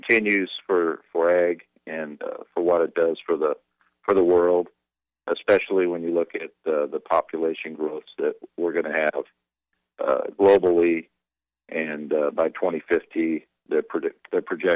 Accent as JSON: {"language": "English", "town": "Fresno", "region": "California", "country": "United States", "tie": "born or raised there", "also_born_or_lived": "Exeter, California / Lemoore, California", "said": "was raised my early life up in Fresno"}